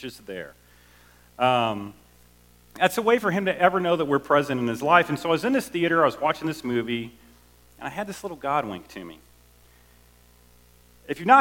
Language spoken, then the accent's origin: English; Southwest Missouri, United States; also born or lived in Chicago; I was born in Chicago. I grew up in Southwest Missouri.